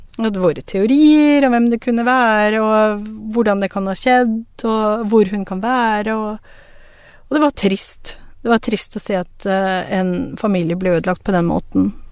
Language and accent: Norwegian; Drammen, Buskerud, Norway; also born or lived in Pakistan; alle vi har vokst opp i en blokkleilighet på Fjell